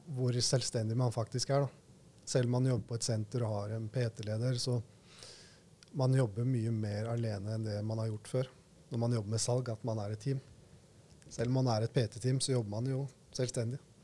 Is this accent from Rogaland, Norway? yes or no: no; Skien, Telemark, Norway; moved away as an adult; also born or lived in Oslo; jeg bestemte meg for å heller være mer hjemme i Skien enn å være i Oslo på den tiden